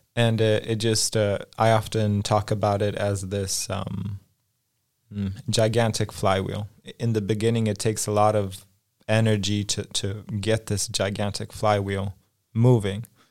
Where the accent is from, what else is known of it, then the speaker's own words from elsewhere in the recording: Los Angeles, California, United States; moved away as an adult; also born or lived in Poland; now in Krakow, Poland; when I was five, my family moved to Los Angeles, California, and essentially I grew up in, in the States